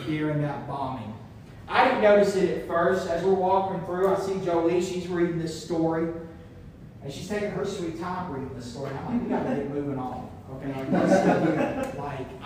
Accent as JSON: {"language": "English", "region": "small town near Oklahoma City", "country": "United States", "tie": "born or raised there", "moved": "yes", "said": "before we went to my hometown, we did stay in Oklahoma City, the city, the capital"}